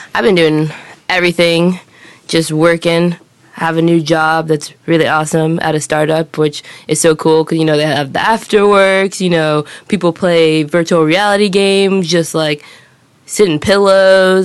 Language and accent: English; Los Angeles, California, United States; moved away; I come from Los Angeles, which is a huge city, and in the United States, I moved to some smaller cities to go to college